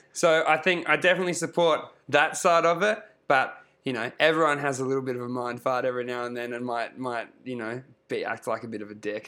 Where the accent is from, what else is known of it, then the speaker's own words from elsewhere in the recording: Queensland, Australia; I grew up in, I grew up in Queensland